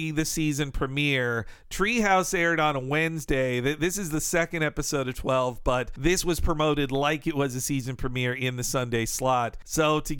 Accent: northern Florida, United States; In my area of northern Florida

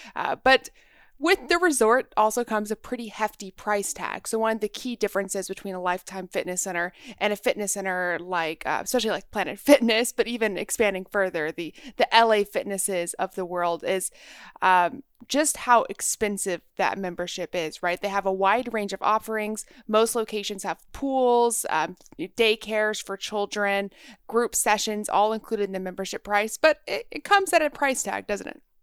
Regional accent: Texas, United States; moved away as an adult; I grew up in Texas

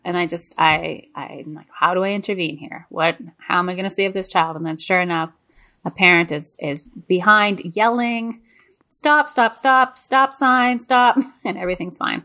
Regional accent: Montreal, Quebec, Canada; moved away; I grew up in Montreal and Quebec

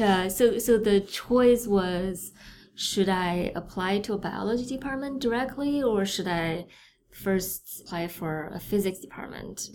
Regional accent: Beijing, China; moved away; I'm from Beijing. Uh, I was born there

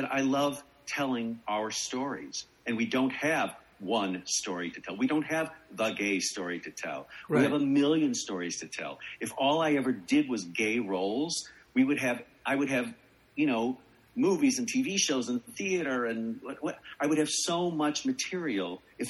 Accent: Chicago, Illinois, United States; I'm from Chicago

